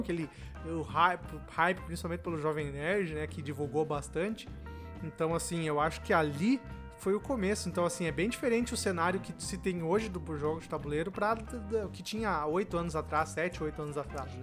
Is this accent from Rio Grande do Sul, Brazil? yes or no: yes; Venâncio Aires, Rio Grande do Sul, Brazil; eu sou do Rio Grande do Sul, Venâncio Aires